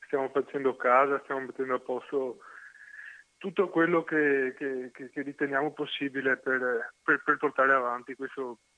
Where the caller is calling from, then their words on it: Venice, Veneto, Italy; Siamo da Venezia